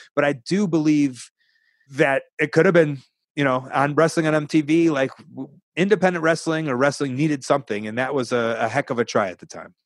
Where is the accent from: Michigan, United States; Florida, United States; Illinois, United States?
Illinois, United States; Chicago; I'm from Chicago.